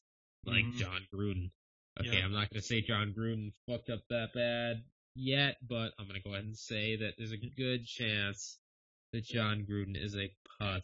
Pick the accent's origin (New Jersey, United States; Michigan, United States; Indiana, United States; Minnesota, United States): Michigan, United States; Western Upper Peninsula; I'm from the Western UP.